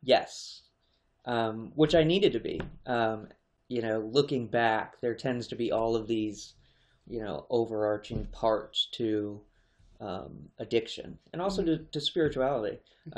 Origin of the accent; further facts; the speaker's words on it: Harrisburg, Pennsylvania, United States; I was born in Harrisburg